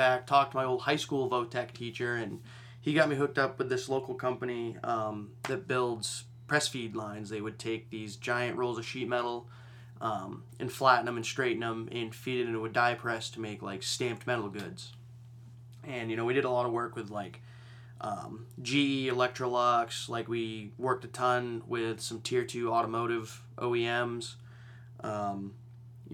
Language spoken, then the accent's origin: English; Maine, United States; I'm from Maine